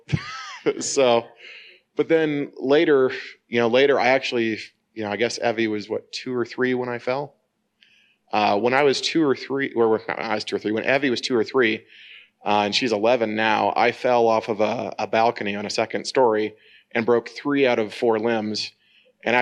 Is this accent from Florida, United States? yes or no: no; Northern Indiana, United States; I'm from Northern Indiana